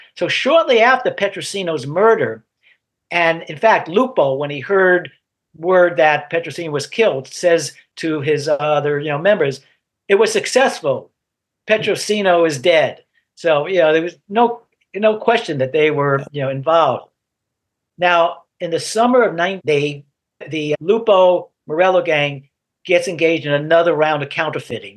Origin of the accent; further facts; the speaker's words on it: New York, United States; moved away; I grew up in New York